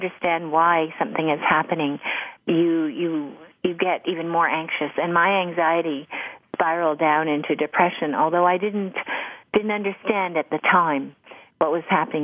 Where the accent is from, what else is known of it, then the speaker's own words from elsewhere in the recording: Canada; I started in China, where I was studying Mandarin, because I'm Canadian